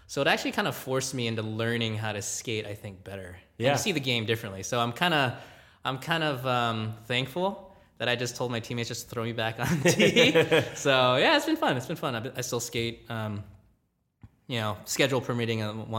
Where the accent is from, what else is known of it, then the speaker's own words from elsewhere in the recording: Gardena, California, United States; Yeah, so I grew up in Gardena, California. Even though it's, I guess, technically LA County